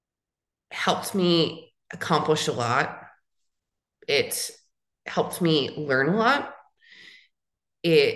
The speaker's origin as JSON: {"language": "English", "area": "San Francisco Bay Area", "region": "California", "country": "United States", "tie": "born or raised there", "also_born_or_lived": "Los Angeles, California / Phoenix, Arizona", "moved": "as an adult", "lives_now": "Tucson, United States", "said": "I am from California, from the Bay Area, born in San Francisco area, lived in different cities along in those in that Bay Area sector"}